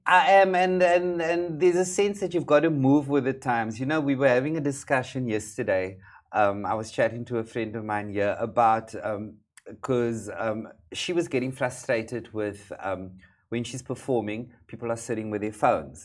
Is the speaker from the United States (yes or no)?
no; Cape Town, Western Cape, South Africa; where I come from um, in South Africa, hair is a big issue, particularly in the community in which I grew up